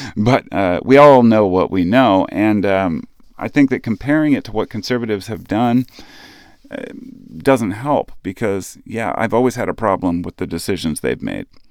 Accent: United States; as an American citizen

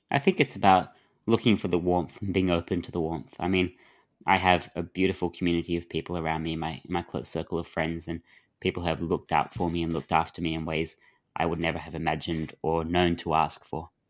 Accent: Adelaide, South Australia, Australia; But because I grew up in Adelaide, where the beaches are so bad

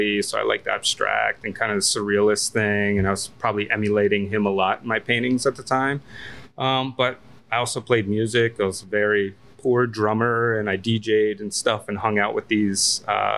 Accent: Northfield, New Jersey, United States; moved away as an adult; now in Washington, D.C., United States; I grew up right outside of Ocean City, New Jersey, in a little town called Northfield

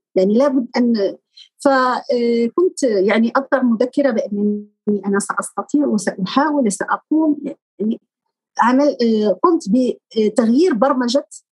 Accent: Morocco; moved away as an adult; now in Spain; المغرب نحن ندرس اللغة الفرنسية

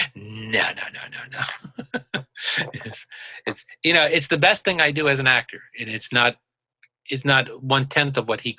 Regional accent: Huntington, New York, United States; I grew up on Long Island. I grew up in Huntington, on Long Island.

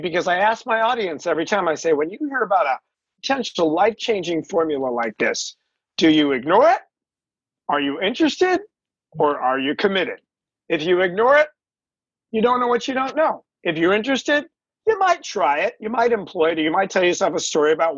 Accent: Los Angeles, California, United States; I grew up in the San Fernando Valley

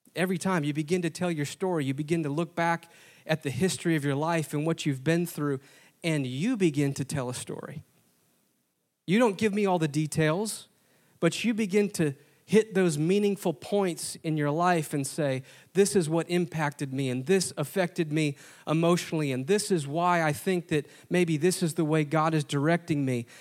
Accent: Wisconsin, United States; moved away as an adult; now in Indianapolis, United States; I didn't grow up here. I grew up in Wisconsin

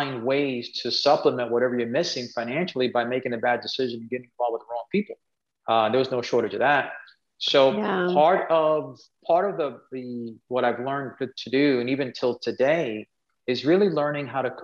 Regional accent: New York City, New York, United States; moved away as an adult; now in Dallas, United States; we grew up in Spanish Harlem.

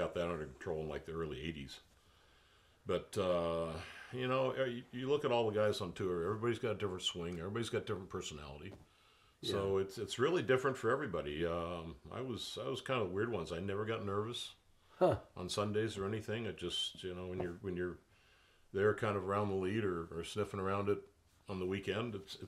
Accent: San Diego, California, United States; I grew up in San Diego

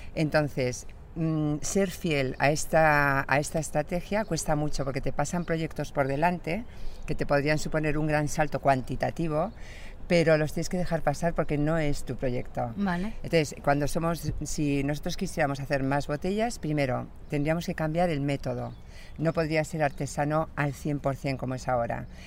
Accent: Pamplona, Navarre, Spain; mi origen es navarro, soy de Pamplona

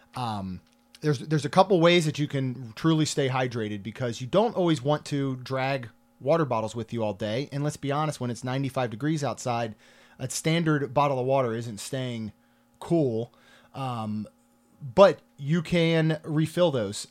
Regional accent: Maryland, United States; now in Florida, United States; I grew up in Maryland

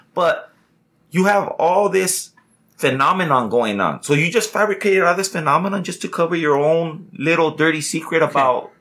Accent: United States; proud to say we're, we're an American

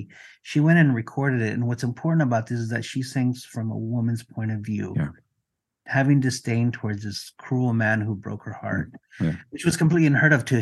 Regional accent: Mexico; first language Spanish; English is a second language; I'm from Mexico, English is my second language.

